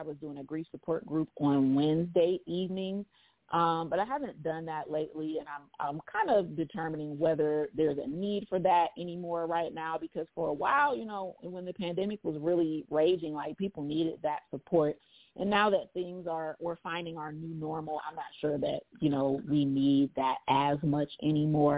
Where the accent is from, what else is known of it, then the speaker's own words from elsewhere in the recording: Akron, Ohio, United States; Akron, Ohio.